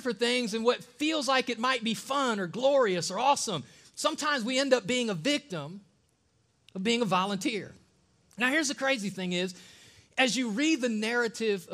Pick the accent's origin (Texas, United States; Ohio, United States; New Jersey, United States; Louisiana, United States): Ohio, United States; now in the South, United States; I'm from Ohio, and in the North, there are a lot of Catholics.